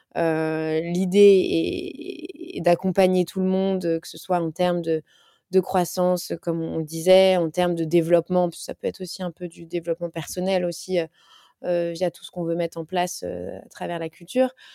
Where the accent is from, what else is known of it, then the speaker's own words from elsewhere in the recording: France; en tant que Français